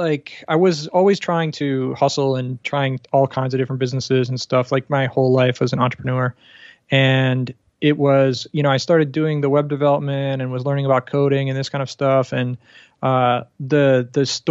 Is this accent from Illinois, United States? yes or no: yes; Chicago, Illinois, United States; moved away as an adult; also born or lived in Panama; now in Bangkok, Thailand; I grew up in the States near Chicago area. I left in 2008, so I have been outside for a little while.